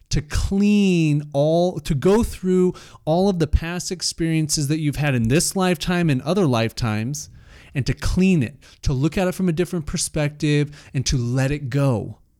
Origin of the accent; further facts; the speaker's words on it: Salt Lake City, Utah, United States; I grew up in Salt Lake, very Mormon culture